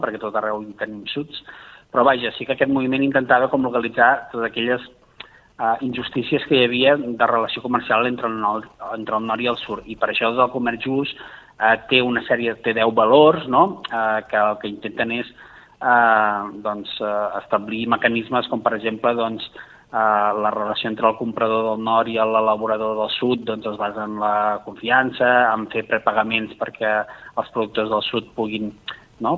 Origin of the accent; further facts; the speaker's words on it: Valls, Catalonia, Spain; a la meva ciutat, jo sóc de Valls